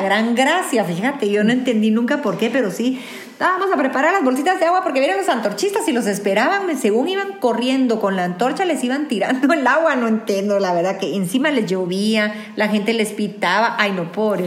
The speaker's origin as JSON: {"language": "Spanish", "country": "Guatemala"}